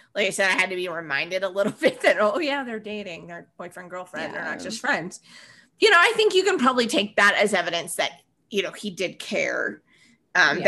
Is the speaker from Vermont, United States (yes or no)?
yes; Vermont, United States; moved away; in the Northeast, like where I grew up in Vermont